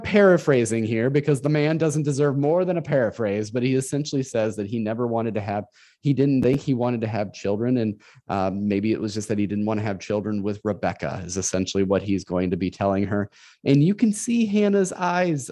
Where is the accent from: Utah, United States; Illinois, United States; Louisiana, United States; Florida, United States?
Illinois, United States; Northern; moved away as an adult; now in Central Illinois, United States; I was from Northern Illinois uh, most of my life. I was born and raised there